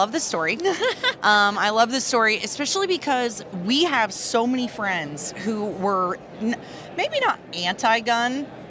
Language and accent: English; Vermont, United States; I grew up in Vermont.